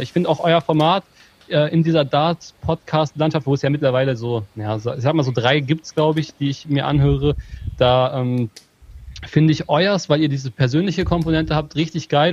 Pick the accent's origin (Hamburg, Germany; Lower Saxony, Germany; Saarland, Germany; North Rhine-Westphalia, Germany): Lower Saxony, Germany; Hameln; Ich bin Ham äh, in Hameln geboren